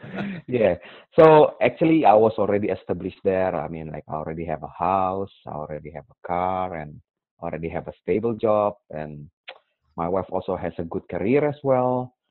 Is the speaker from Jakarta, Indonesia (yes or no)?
yes; Jakarta, Indonesia; English is a second language; moved away as an adult; now in Canada; my background is I came from Jakarta, Indonesia, and about my age now, I'm 40 years old